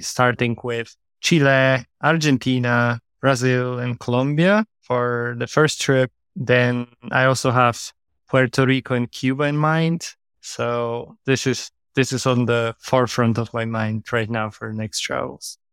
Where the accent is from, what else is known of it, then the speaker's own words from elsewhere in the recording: Warsaw, Masovian Voivodeship, Poland; moved away; also born or lived in Ireland / Portugal; Right now in my hometown in Warsaw, Poland